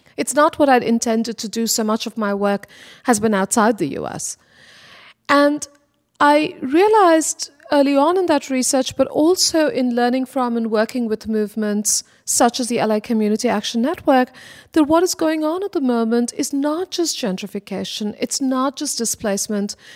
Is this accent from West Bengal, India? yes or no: yes; Kolkata, West Bengal, India; now in Los Angeles, United States; growing up in Kolkata, India, I was quite aware that I lived in a city